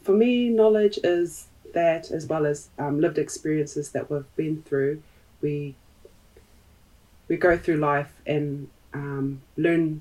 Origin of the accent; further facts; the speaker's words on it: Hamilton, Waikato, New Zealand; first language Tongan; English is a second language; I was born and raised in New Zealand, my first language was Tongan